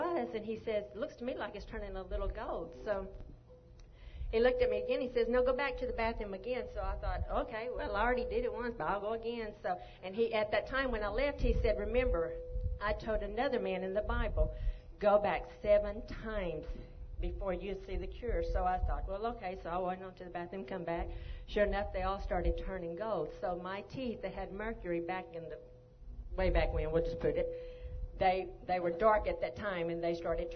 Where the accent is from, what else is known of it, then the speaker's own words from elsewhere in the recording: Longview, Texas, United States; moved away as an adult; also born or lived in Arizona; I'm originally from Longview, Texas